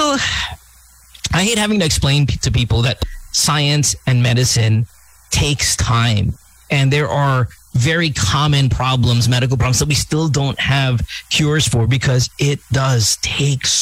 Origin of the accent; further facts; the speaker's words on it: India; I'm Indian myself